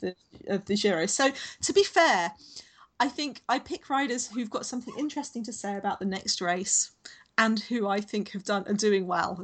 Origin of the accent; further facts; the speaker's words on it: London, United Kingdom; now in Sydney, Australia; I grew up in Southeast London, so my my train station as we come into London was always Charing Cross